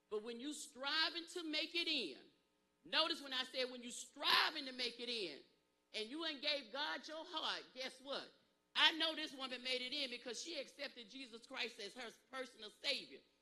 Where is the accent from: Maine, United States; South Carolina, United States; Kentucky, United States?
South Carolina, United States; Pageland; I told her I was from Pageland, South Carolina, where my people was.